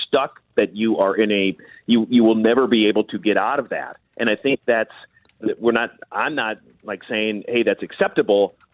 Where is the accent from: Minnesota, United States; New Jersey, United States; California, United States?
Minnesota, United States; I grew up here in Minnesota